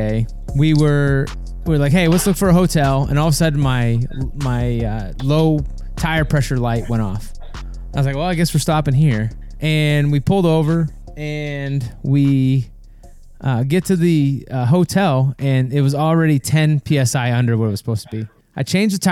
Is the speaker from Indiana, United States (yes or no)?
no; Maine, United States; now in South Carolina, United States; I'm from Maine